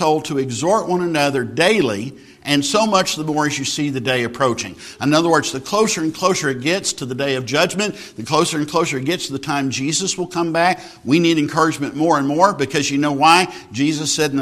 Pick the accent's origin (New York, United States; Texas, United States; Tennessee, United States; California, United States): Texas, United States; I grew up in Texas